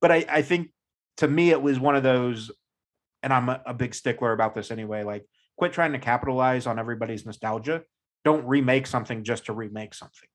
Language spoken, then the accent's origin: English; United States; being an American